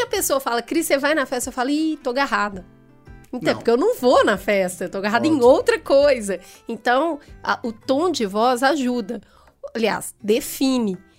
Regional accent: Minas Gerais, Brazil; moved away as an adult; now in São Paulo, Brazil; eu sou mineira

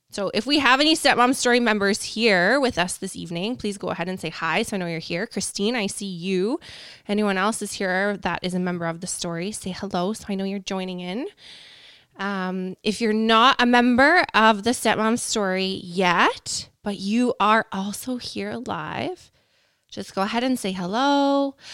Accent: Canada; We're, we're Canadian up here

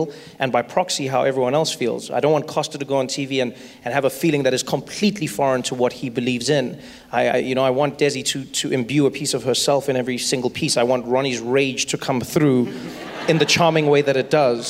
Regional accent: South Africa; I grew up in South Africa

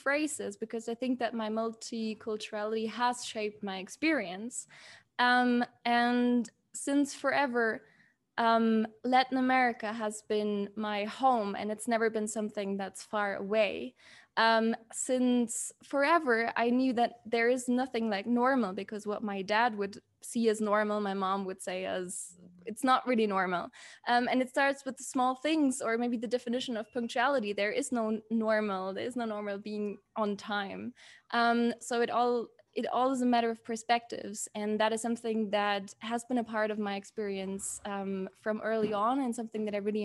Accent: Munich, Bavaria, Germany; moved away as an adult; also born or lived in Stuttgart / Aberdeen / Dublin; now in Aguascalientes, Mexico; I was born in Munich and spent my childhood in Munich. And then when I was 12 years old, we moved to Stuttgart

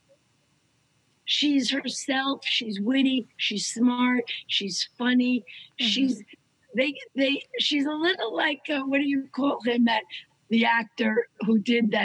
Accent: New York, United States; also born or lived in France; I'm a New Yorker

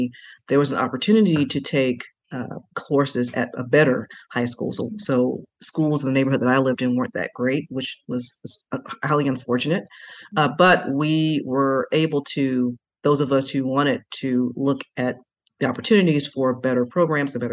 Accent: Atlanta, Georgia, United States; I grew up, born and raised in Atlanta, Georgia

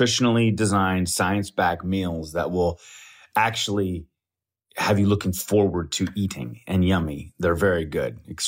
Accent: Colorado, United States; now in Los Angeles, United States; Growing up in Colorado, I was tapping the Rockies. I've been tapping the Rockies for over 20 years, let's just say that. I'm actually headed to Colorado here pretty soon.

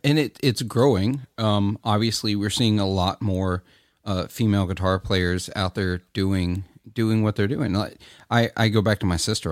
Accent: Clarksdale, Mississippi, United States; I'm from Clarksdale, Mississippi. It's in my blood

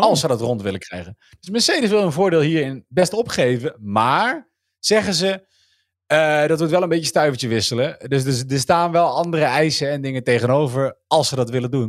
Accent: North Brabant, Netherlands; now in Gelderland, Netherlands; ik ben in Brabant geboren vriend en ik woon in Gelderland.

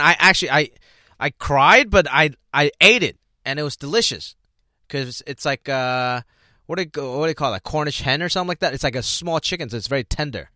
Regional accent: Hong Kong; English is a second language; now in United States; growing up, we grew up in Hong Kong

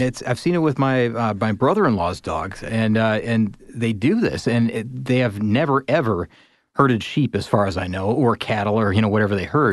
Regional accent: Midwest, United States; I grew up in the Midwest

